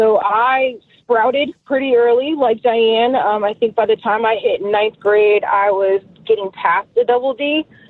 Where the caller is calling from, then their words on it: Maryland, United States; I'm …. I'm from Southern Maryland.